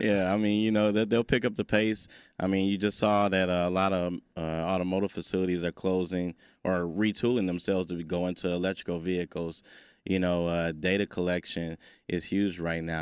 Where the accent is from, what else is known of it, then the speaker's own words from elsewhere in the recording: Detroit, Michigan, United States; growing up in Detroit, Michigan